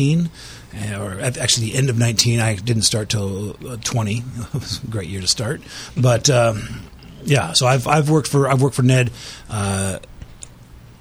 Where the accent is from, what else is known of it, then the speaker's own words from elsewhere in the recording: Sonoma, California, United States; growing up in Sonoma, I love the diversity of Sonoma County